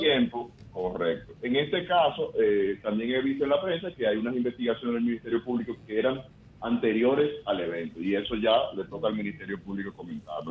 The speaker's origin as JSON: {"language": "Spanish", "town": "Santo Domingo", "region": "Distrito Nacional", "country": "Dominican Republic", "tie": "born or raised there", "said": "Mi padre nació en Alemania, mm, eh, yo nací en Santo Domingo, o sea que yo soy dominicano"}